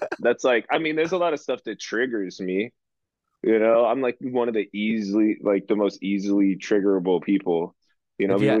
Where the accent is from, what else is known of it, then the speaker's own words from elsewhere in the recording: Orange County, California, United States; I'm from Orange County.